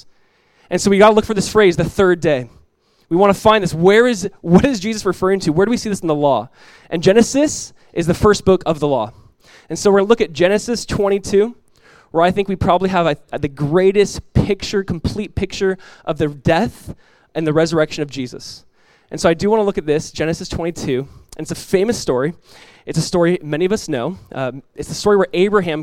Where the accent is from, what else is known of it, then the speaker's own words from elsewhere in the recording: Southern California, United States; moved away; my wife and I were born and raised in Southern California.